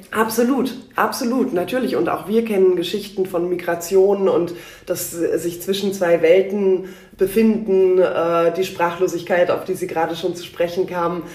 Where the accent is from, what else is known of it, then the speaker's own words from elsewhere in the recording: Berlin, Germany; ich bin geboren in Berlin in einer ähm, sehr äh, gemischten Familie